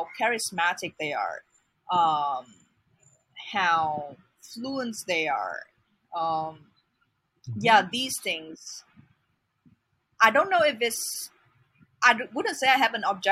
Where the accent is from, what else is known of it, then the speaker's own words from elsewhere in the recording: Vietnam; moved away; I'm not from Hanoi. I'm not from a big city. I'm from a smaller city in Vietnam